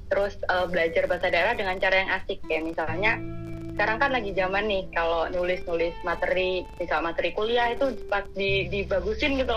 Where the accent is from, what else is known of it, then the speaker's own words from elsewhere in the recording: Surabaya, East Java, Indonesia; accent: Suroboyoan; masih pakai aku pakai bahasa Jawa pakai dialek Proboyan gitu karena aku kan anak Surabaya gitu ya